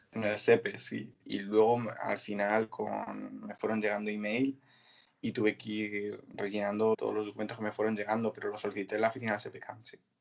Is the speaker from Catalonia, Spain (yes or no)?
no; Mora, Castilla-La Mancha, Spain; moved away as an adult; also born or lived in Côte d'Azur, France; soy de un pueblo de Toledo que se llama Mora